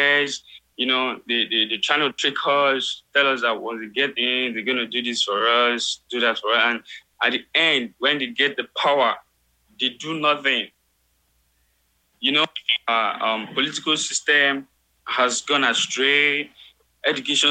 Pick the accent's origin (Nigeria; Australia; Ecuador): Nigeria; I'm from Africa. I'm from Nigeria.